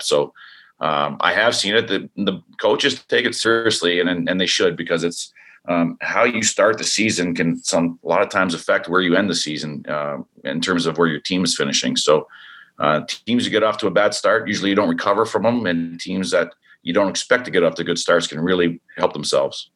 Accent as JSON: {"language": "English", "country": "Canada", "also_born_or_lived": "Idaho", "moved": "yes", "lives_now": "Arizona, United States", "said": "being a Canadian"}